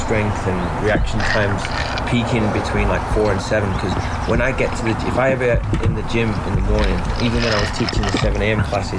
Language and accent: English; Lancashire, North West England, United Kingdom; moved away; I grew up in Lancashire in England, and it's a lot like this where I grew up, a lot of fields and countryside.